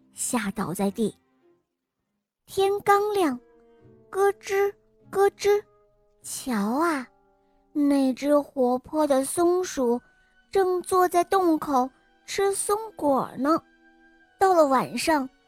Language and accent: Chinese; Shanghai, China; 我今年七岁了，我来自上海